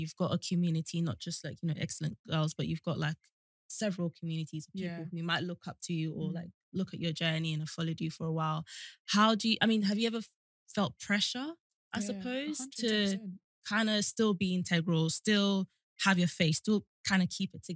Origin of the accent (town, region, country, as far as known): Nigeria